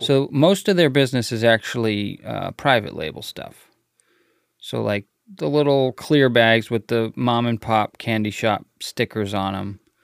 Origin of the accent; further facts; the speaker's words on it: United States; Us Americans